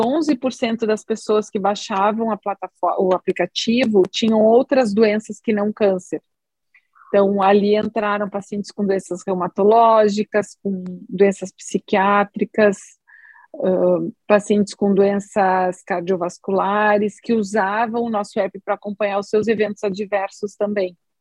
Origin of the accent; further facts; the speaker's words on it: Rio Grande do Sul, Brazil; eu sou aqui do Rio Grande do Sul, fiz toda a minha formação como médica aqui no Sul também, em Porto Alegre